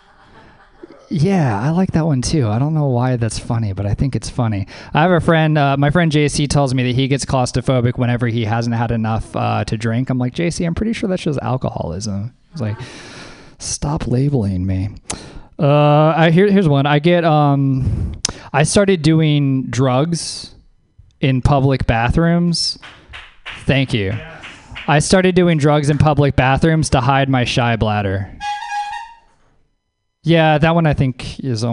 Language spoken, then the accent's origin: English; the South, United States; moved away; I'm from the South originally